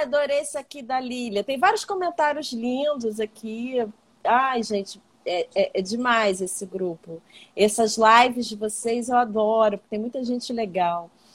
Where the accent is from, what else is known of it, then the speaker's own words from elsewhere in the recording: Baixada Fluminense, Rio de Janeiro, Brazil; eu sou uma pessoa branca, mas que nasci na Baixada, então vim de uma classe social menor